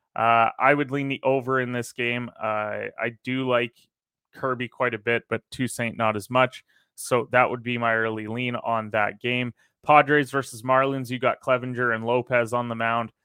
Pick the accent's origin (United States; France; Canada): Canada; I am a Canadian